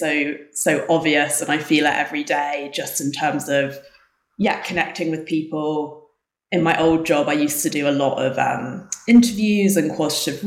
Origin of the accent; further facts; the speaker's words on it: England, United Kingdom; moved away as an adult; now in South Lake Tahoe, United States; as you can tell from the accent, I'm not from America. I grew up in England.